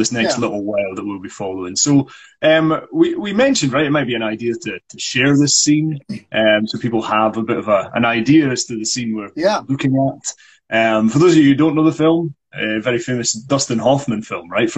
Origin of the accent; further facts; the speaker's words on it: Scotland, United Kingdom; I'm going to be a Scottish guy